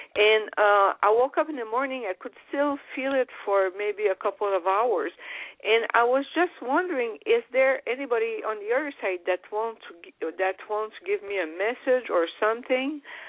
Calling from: Ontario, Canada; I'm fine. Ontario, Canada.

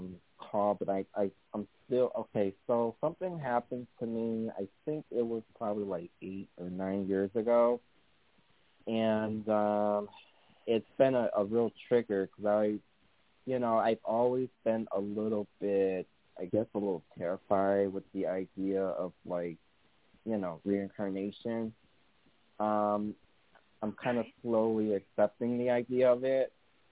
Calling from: Connecticut, United States; I'm also from Connecticut.

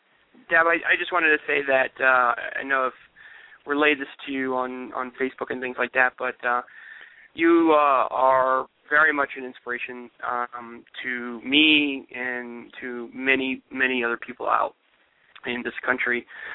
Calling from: Charlottesville, Virginia, United States; from Charlottesville

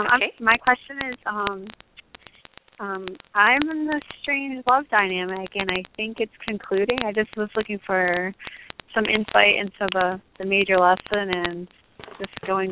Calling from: Massachusetts, United States; I'm calling from Massachusetts.

